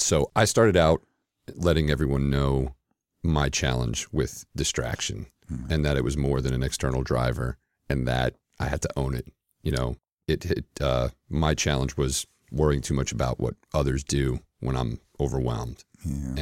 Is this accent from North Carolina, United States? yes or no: no; New York City, New York, United States; moved away as an adult; now in Atlanta, United States; I'm originally from uh, Queens, New York, and uh, spent the first 31 years of life uh, in the New York area